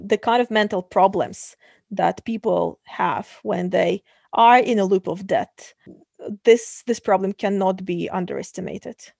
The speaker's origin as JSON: {"language": "English", "country": "Kazakhstan", "moved": "yes", "said": "Originally, I come from Kazakhstan."}